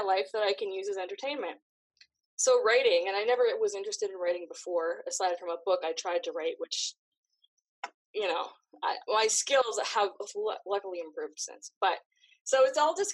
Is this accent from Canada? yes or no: yes; Canada; I grew up in Canada, where we're free to do whatever we want.